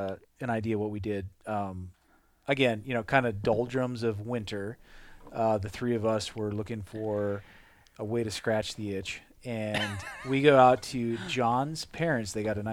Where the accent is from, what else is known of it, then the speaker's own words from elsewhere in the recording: Midwest, United States; I'd have to say that growing up in the Midwest, I've done obviously much more fishing for walleye and pike and bass than I have for salmon and steelhead and trout.